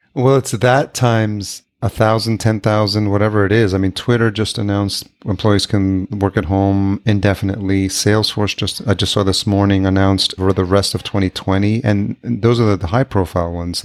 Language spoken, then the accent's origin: English; Yonkers, New York, United States; also born or lived in White Plains, New York / Manhattan, New York City; I grew up in Yonkers.